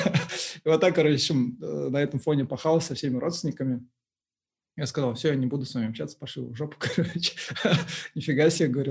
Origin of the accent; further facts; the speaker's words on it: Uralsk, West Kazakhstan Region, Kazakhstan; moved away; also born or lived in Aktau; я сам вообще вырос в Уральске